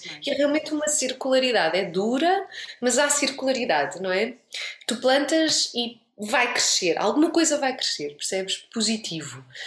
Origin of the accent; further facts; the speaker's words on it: Portugal; moved away as an adult; now in Lisbon, Portugal; eu voltei para Lisboa com aquele, aquela vontade de fazer projetos, vamos fazer, vamos não sei o quê, e com esta liberdade toda, e claro, por muito que eu não quisesse, eu levei um choque cultural como portuguesa